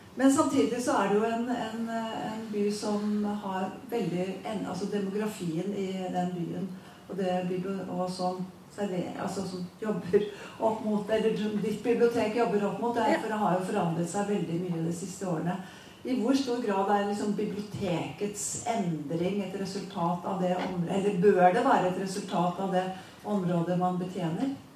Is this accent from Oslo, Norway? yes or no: no; Åfjord, Trøndelag, Norway; jeg vokste opp i Åfjorden på Fosenhalvøya